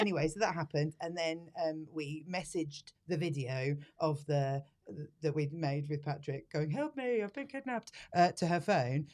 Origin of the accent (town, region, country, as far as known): United Kingdom